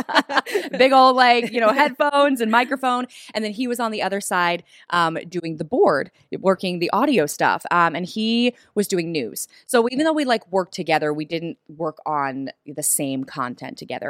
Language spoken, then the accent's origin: English; the South, United States; moved away as an adult; also born or lived in Los Angeles, California; I grew up in the South